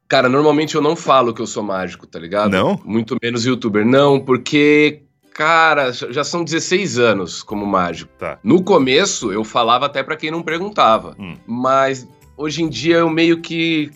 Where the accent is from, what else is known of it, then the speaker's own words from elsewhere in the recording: Jaú, São Paulo, Brazil; eu sou de Jaú, interior de São Paulo